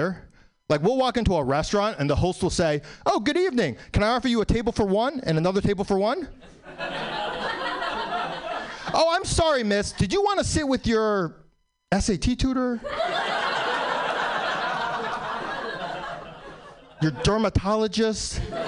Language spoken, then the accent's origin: English; New York City, New York, United States; I was born in New York, still live in New York.